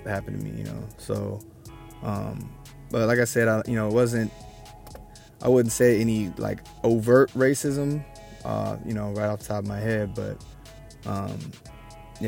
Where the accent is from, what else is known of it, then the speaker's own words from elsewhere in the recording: Olympia, Washington, United States; also born or lived in Tacoma, Washington; now in Portland, United States; I grew up in Olympia, the capital city